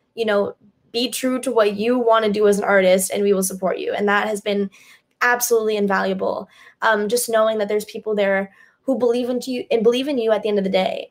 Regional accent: Pennsylvania, United States; my hometown in Pennsylvania

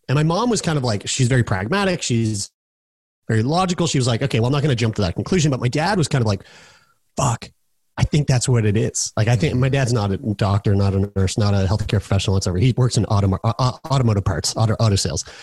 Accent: Halifax, Nova Scotia, Canada; also born or lived in Newfoundland; moved to here, where I'm at right now, Halifax, Nova Scotia, which is my, my hometown

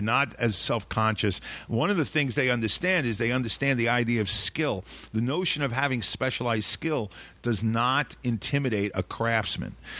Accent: New York City, New York, United States; I grew up in Sheepshead Bay, a small fishing village

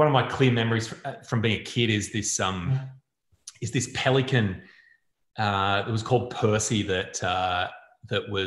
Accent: Newcastle, New South Wales, Australia; I grew up in Newcastle

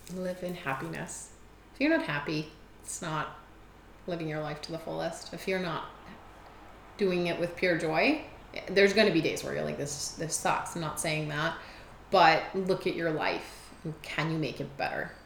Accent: Germany; now in Edmonton, Canada; I was born in Germany.

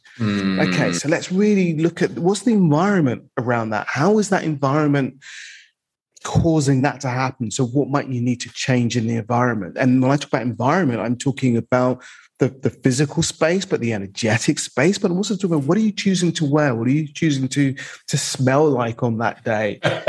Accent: London, United Kingdom; I'm male, I'm black, I'm from the East End, but I don't sound like I'm from the East End.

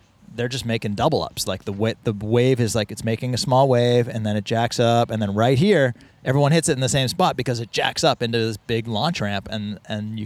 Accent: New England, United States; also born or lived in Boston, Massachusetts; now in Encinitas, United States; I grew up in New England.

